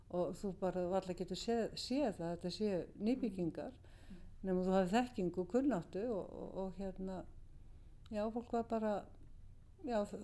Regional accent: Reykjavík, Capital Region, Iceland; Ég er uppalinn í Vesturbænum í göngufæri frá miðborginni

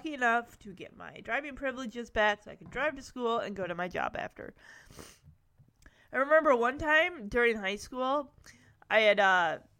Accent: Lowell, United States; this was right in my hometown of Lowell, so Lowell's, like, really, really small

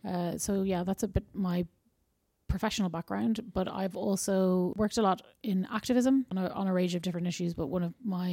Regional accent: Ireland; I'm obviously from Ireland.

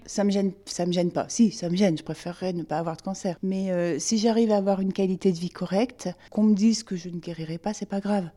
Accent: Limousin, Nouvelle-Aquitaine, France; now in Rouen, France; je suis originaire du Limousin, mes parents vivent là-bas

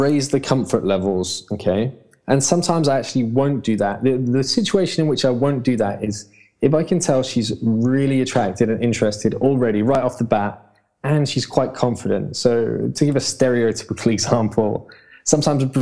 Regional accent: London, United Kingdom; I'm a Londoner. I've been brought up here all my life.

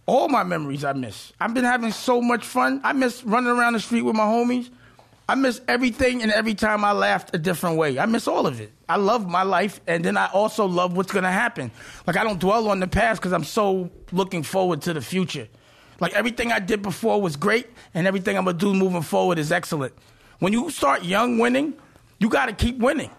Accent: New York City, New York, United States; I'm from Harlem

